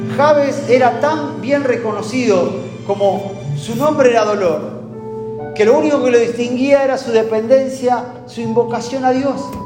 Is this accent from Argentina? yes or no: yes; Argentina; como argentino